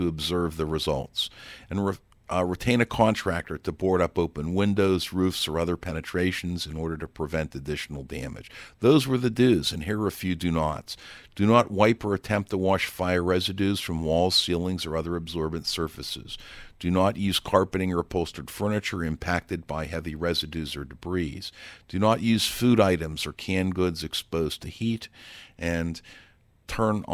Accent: Pittsburgh, Pennsylvania, United States

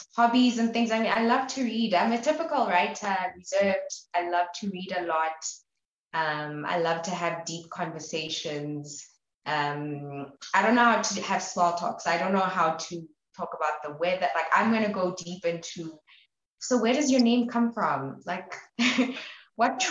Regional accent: Maseru, Lesotho; moved away as an adult; also born or lived in Botabo, Lesotho; now in Flagstaff, United States; I'm from Maseru, Lesotho, but I also identify with being from Botabo, Lesotho.

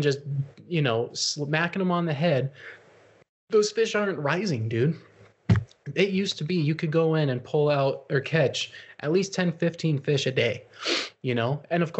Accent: North Tongue River, Wyoming, United States; I grew up fishing on the North Tongue

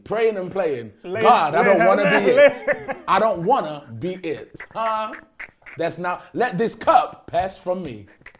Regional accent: Derby, East Midlands, United Kingdom; Derby's a very, very small city. It's not a village, it's a city. It's a very small city, but there is an even smaller village in Derby called Little Eaton, and that's where my school was.

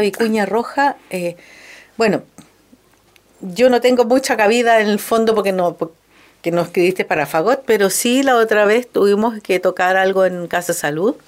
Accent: La Serena, Coquimbo, Chile; yo me crié en La Serena

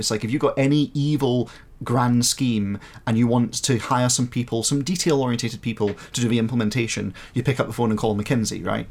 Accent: Scotland, United Kingdom; I'm from Scotland

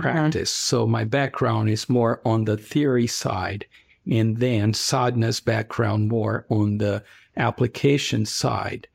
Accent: Brazil; now in Ohio, United States; I am originally from Brazil, Where I grew up was during the military dictatorship

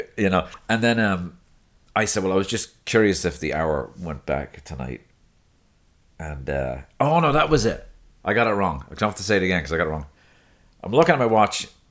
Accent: Dublin, Leinster, Ireland; now in United States; Balls Bridge, near where I grew up

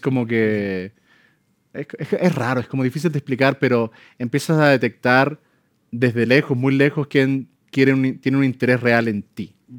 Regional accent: Chile; moved away; Yo amo mi país

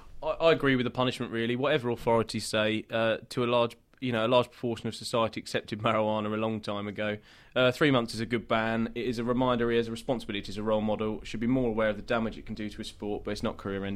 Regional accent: England, United Kingdom; as an Englishman

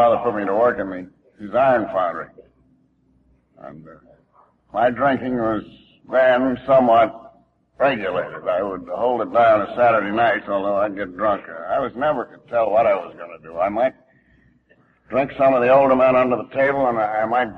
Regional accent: Albany, New York, United States; moved away as an adult; I was born and raised in Albany, New York

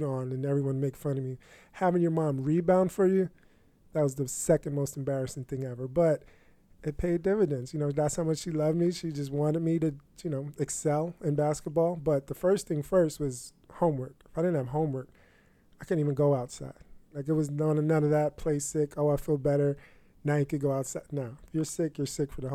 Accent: Peekskill, New York, United States; I'm from Peekskill, New York

